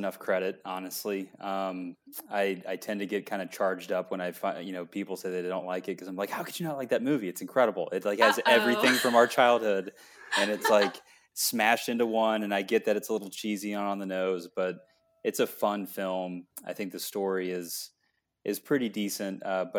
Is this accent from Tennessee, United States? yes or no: yes; Franklin, Tennessee, United States; also born or lived in Nashville; I grew up in Franklin, a town right outside, but we moved to Nashville for high school